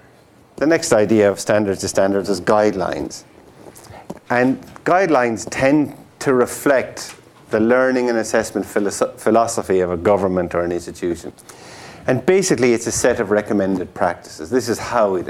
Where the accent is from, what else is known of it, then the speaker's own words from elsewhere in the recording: Tipperary, Munster, Ireland; the Tipperary Star. It's my hometown newspaper. Town, and not village.